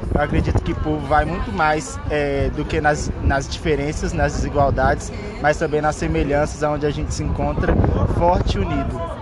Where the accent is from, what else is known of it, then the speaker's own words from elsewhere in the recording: quilombo in Minas Gerais, Brazil; moved away; also born or lived in Rio Grande do Norte; sou quilombola do quilombo Umbuns Caiango de Minas Gerais